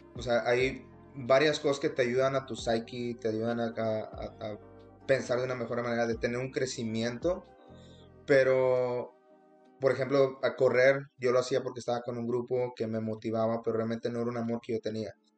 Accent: Monterrey, Nuevo León, Mexico; moved away; yo soy original de Monterrey

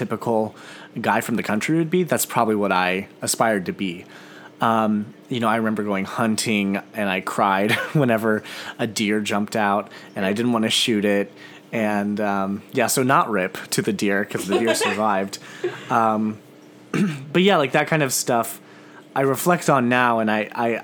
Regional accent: Missouri, United States; I grew up in a very rural part of Missouri. My hometown has maybe 170 people.

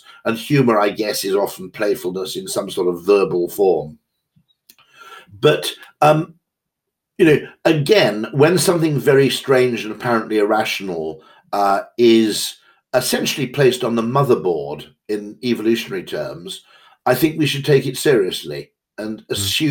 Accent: Wales, United Kingdom; I'm Welsh

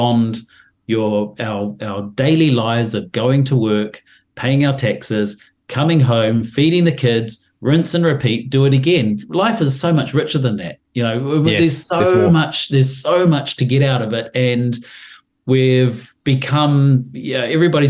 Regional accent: New Zealand; I'm a New Zealander and a Kiwi

